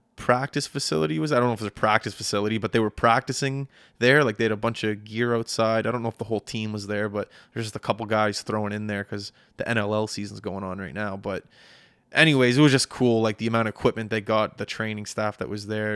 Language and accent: English; Canada; I'm back home in Canada